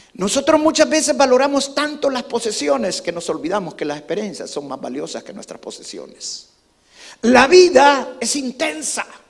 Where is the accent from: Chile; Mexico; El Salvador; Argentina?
El Salvador; now in United States; cuando nosotros crecimos allá en El Salvador